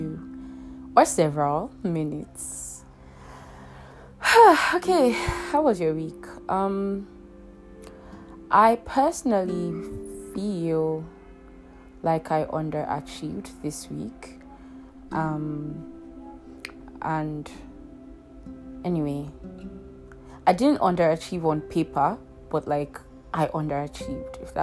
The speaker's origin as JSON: {"language": "English", "country": "Nigeria", "said": "in Nigeria, there's this thing we do called NYSC."}